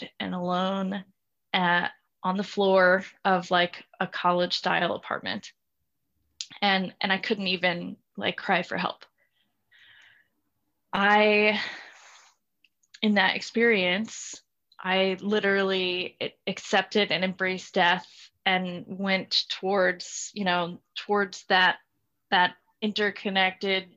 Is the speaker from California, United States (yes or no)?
no; South Louisiana, United States; moved away as an adult; I'm from South Louisiana originally, so very, very particular culture, Cajun culture, conservative culture